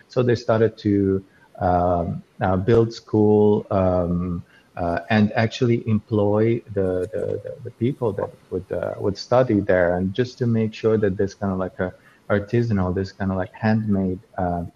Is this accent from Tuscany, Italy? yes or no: yes; Florence, Tuscany, Italy; I grew up in Florence, in Tuscany